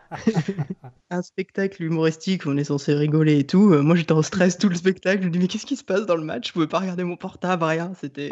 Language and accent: French; Le Mans, Pays de la Loire, France; now in Île-de-France, France; viens du Mans, d'un père angevin et d'une mère rennaise